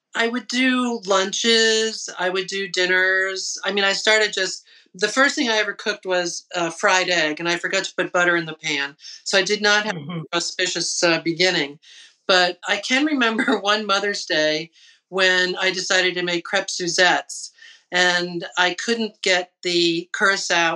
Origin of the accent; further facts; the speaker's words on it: Lyndhurst, New Jersey, United States; I grew up in New Jersey, in Lyndhurst